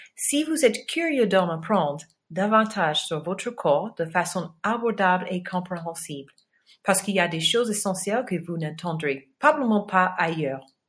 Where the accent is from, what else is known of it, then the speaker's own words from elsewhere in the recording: Los Angeles, California, United States; accent: American; French is a second language; moved away; je suis originaire de Los Angeles. Hélas, mon accent américain très prononcé.